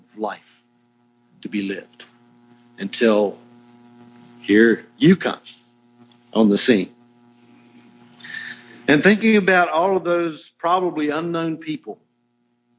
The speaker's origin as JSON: {"language": "English", "region": "Virginia", "country": "United States", "tie": "born or raised there", "said": "I grew up in Virginia because my grandfather moved from Kansas to Virginia."}